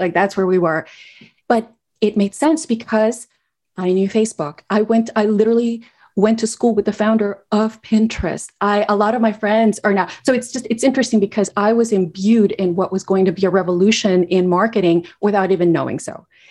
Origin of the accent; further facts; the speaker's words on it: Guatemala; moved away as an adult; also born or lived in United States; I grew up in Guatemala